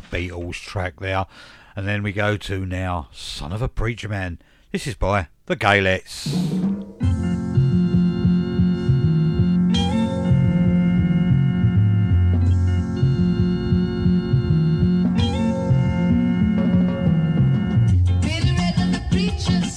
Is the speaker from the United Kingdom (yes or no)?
yes; United Kingdom; we're British